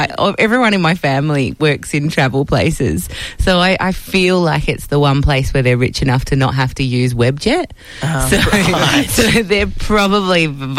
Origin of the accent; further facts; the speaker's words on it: Perth, Western Australia, Australia; moved away; I am actually from Perth